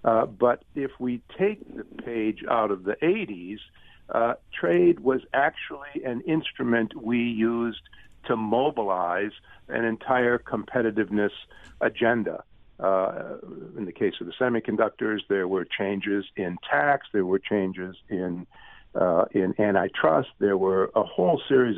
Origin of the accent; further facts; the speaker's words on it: Detroit, Michigan, United States; I grew up just outside of Detroit. I went to University of Michigan Law School. I have a lot of attachment to the Midwest